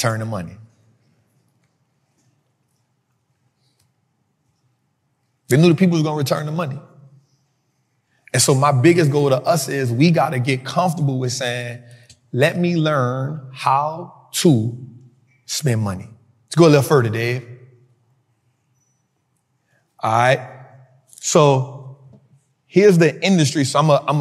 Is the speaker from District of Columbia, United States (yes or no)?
no; New Orleans, Louisiana, United States; I grew up in Mid-City